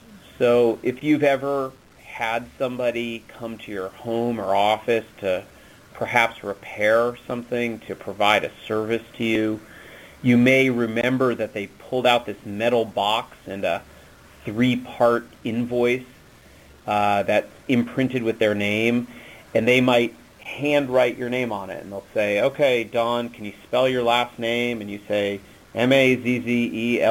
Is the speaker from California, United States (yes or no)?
yes; Los Angeles, California, United States; I grew up in Los Angeles